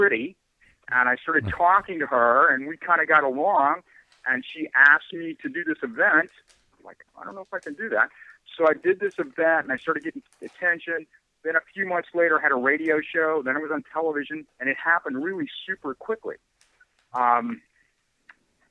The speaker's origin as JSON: {"language": "English", "region": "Ohio", "country": "United States", "tie": "born or raised there", "also_born_or_lived": "San Francisco", "moved": "as an adult", "said": "I was born in Ohio in the mid-1950s, and, you know, I went to high school, and everything was pretty, you know, typical"}